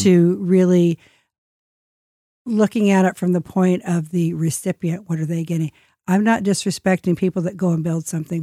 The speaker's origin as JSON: {"language": "English", "country": "United States", "said": "I'm the American guest"}